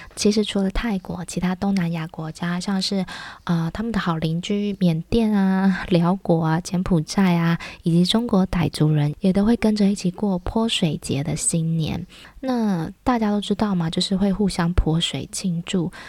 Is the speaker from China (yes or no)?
no; Taiwan; 我们台湾人